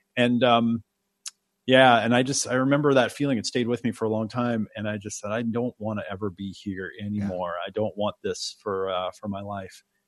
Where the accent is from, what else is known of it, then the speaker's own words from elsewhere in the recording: Oregon, United States; also born or lived in New York; I was born in New York and they didn't want me to grow up in the city. So they moved to Oregon.